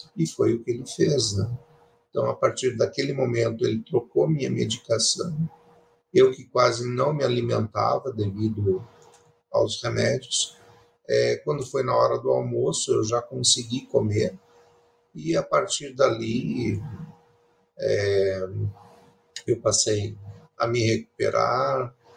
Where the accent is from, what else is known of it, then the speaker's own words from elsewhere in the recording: Curitiba, Paraná, Brazil; also born or lived in Pérola, Paraná; Eu nasci no interior do Paraná, em uma cidade chamada Pérola